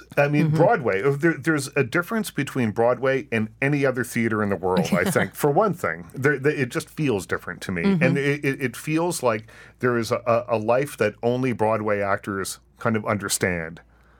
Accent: Canada; because we are Canadians

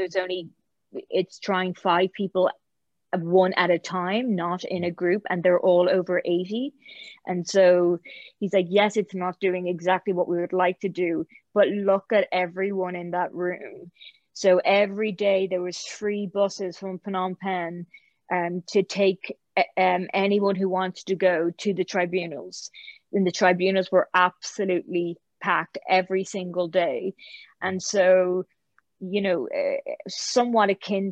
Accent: Ireland; moved away; also born or lived in Oxford; being Irish during that time

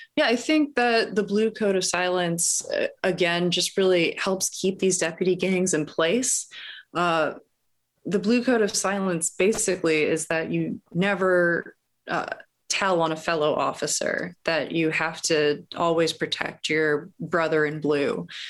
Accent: Los Angeles, California, United States; I grew up in Los Angeles

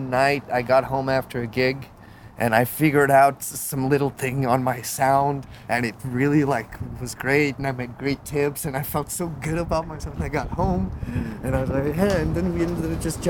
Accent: Lisbon, Portugal; moved away as an adult; also born or lived in Paris, France; now in United States; I'm a French native. I was born in Paris. My father is French, and … which is a French name. But I'm also a Portuguese. My mother's Portuguese, and I was raised in Lisbon.

